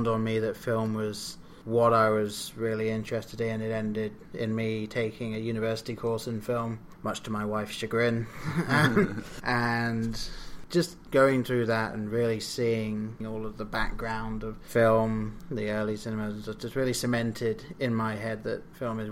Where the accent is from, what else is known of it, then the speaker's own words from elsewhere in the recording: England, United Kingdom; I grew up in England, and I've been in England for almost all my life.